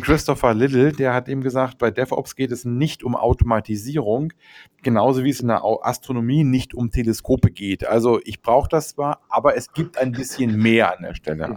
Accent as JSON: {"language": "German", "country": "Germany", "said": "bei uns in Deutschland"}